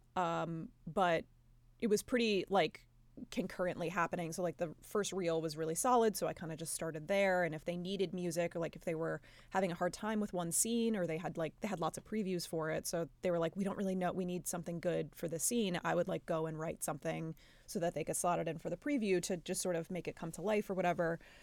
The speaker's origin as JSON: {"language": "English", "region": "New York", "country": "United States", "said": "we're both from New York and, uh, come from Italian families"}